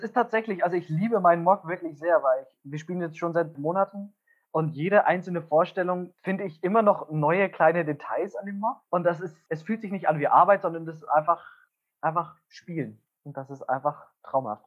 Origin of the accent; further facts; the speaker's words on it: Wunsiedel, Bavaria, Germany; moved away as an adult; also born or lived in Essen; ich komme aus Wunsiedel